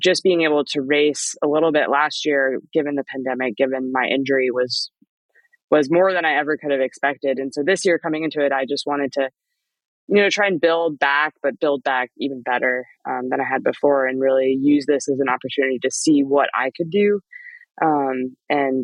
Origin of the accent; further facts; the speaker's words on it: Methow Valley, Washington, United States; also born or lived in Salt Lake City, Utah / Park City, Utah; We moved to the Metau because of Sean and Laura McCabe, who are really dear friends of my parents.